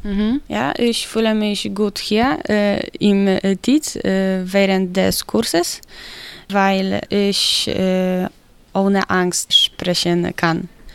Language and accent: German; Poland; German is a second language; moved away as an adult; also born or lived in Wrocław; now in Chemnitz, Germany; ich komme aus Polen.